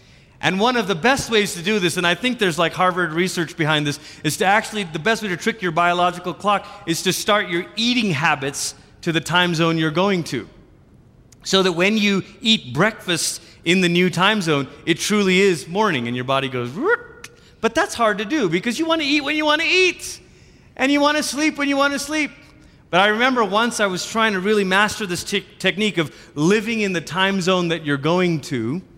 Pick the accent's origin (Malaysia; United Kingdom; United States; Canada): Malaysia; moved away; I, growing up in Malaysia, we crossed over the Pacific several times.